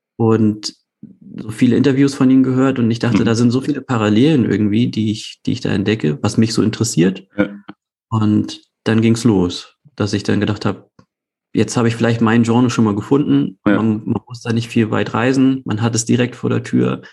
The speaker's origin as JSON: {"language": "German", "region": "Hamburg", "country": "Germany", "tie": "born or raised there", "said": "ich komme aus Hamburg, gebürtiger Hamburger, lebe und arbeite dort"}